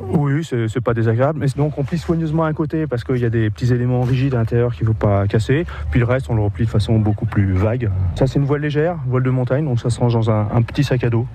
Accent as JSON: {"language": "French", "area": "Paris region", "region": "Île-de-France", "country": "France", "said": "je viens de, région parisienne"}